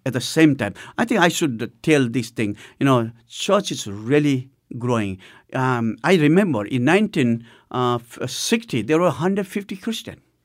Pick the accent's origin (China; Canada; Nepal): Nepal; the first church of Nepal, which was in my hometown.